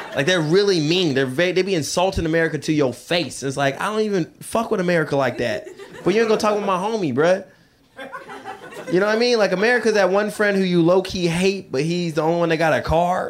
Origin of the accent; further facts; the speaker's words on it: Seattle, Washington, United States; I grew up in Seattle